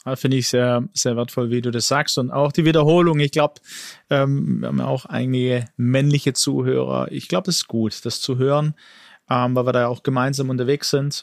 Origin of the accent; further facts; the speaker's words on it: Germany; ich bin in Deutschland geboren mit Migrationshintergrund